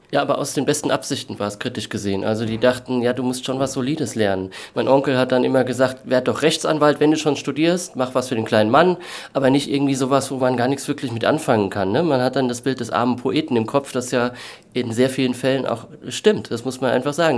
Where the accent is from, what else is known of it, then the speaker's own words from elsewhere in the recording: Kaiserslautern, Rhineland-Palatinate, Germany; moved away; meine Heimatstadt Kaiserslautern